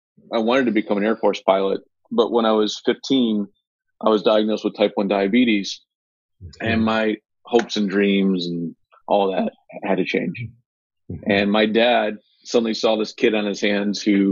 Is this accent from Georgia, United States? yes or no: no; Marathon, New York, United States; moved away as an adult; also born or lived in Lake George, New York; now in Fort Worth, United States; I'm from the Lake George, Adirondack area of New York. And my dad moved our family down to a small town in New York called Marathon, New York